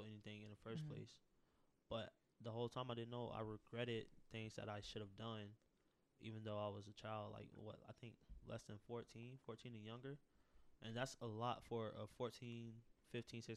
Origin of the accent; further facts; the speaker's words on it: Tampa, Florida, United States; a child growing up in Tampa, West Tampa, with nothing